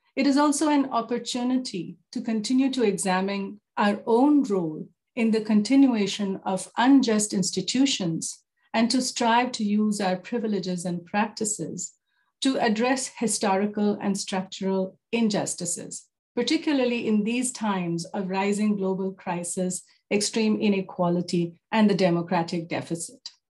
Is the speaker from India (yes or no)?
yes; Jaipur, Rajasthan, India; moved away as an adult; also born or lived in New Delhi, India / South Africa; now in Canada; born and raised in Jaipur